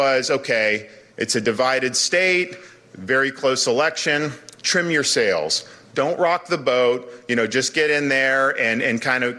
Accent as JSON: {"language": "English", "region": "Florida", "country": "United States", "tie": "born or raised there", "said": "I was born and raised in Florida"}